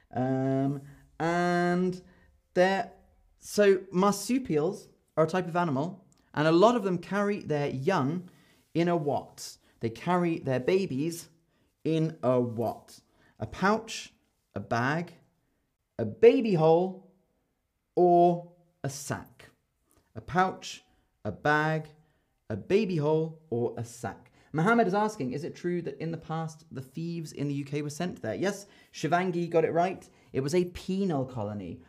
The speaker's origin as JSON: {"language": "English", "region": "London", "country": "United Kingdom", "said": "I'm from London"}